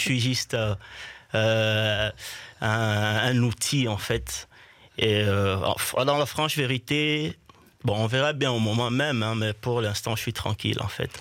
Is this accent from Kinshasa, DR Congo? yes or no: no; Bukavu, South Kivu, DR Congo; je suis né à Bukavu, qui est mhm. un peu le, toujours dans l'Est